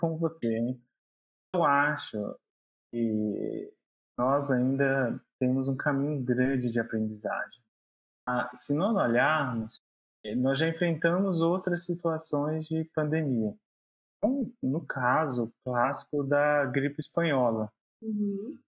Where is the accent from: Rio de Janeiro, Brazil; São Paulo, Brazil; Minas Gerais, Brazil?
Minas Gerais, Brazil; João Monlevade; Sou mineiro, nasci na cidade de João Molevade